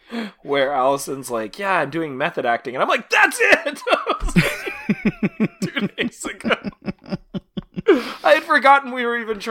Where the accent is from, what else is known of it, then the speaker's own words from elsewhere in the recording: Canada; as a Canadian